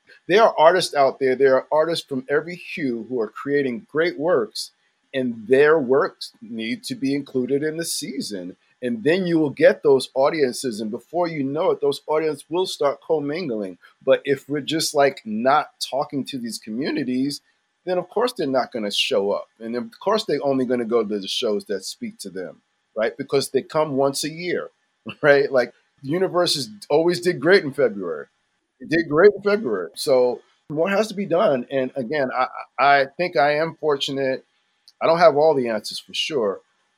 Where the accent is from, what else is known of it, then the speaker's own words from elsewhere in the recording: New York City, New York, United States; I grew up actually near Henry Street Settlement. It was a few blocks from me